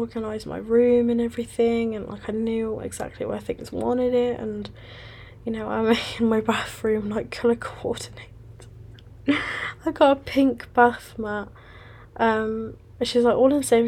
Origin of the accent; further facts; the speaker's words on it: West Midlands, United Kingdom; moved away as an adult; now in Manchester, United Kingdom; I have now moved from my hometown in West Midlands to Manchester, which is up the north of England